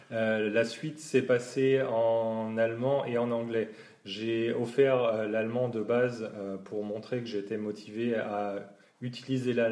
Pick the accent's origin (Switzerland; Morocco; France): France; Champagne-Ardenne, Grand Est; moved away as an adult; also born or lived in Nord / Normandy; now in Düsseldorf area, Germany; je viens de la Champagne-Ardenne, mais entre-temps, j'ai aussi euh, habité et travaillé dans le Nord et en Normandie.